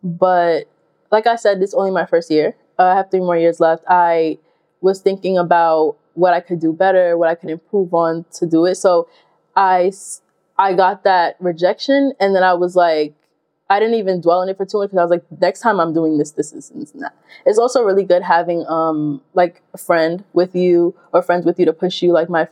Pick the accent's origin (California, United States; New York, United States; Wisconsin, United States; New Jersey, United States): New York, United States; moved away as an adult; I am from New York and I rep it hard